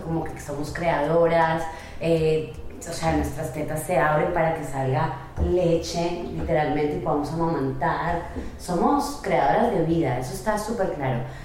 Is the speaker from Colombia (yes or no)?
yes; Colombia; now in Miami, United States; yo soy colombiana